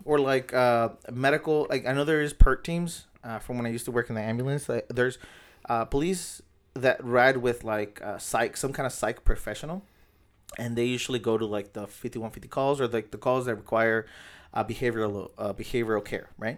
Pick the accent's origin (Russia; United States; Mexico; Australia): United States; National City, California; I grew up in National City, and it's just, like, I live in National City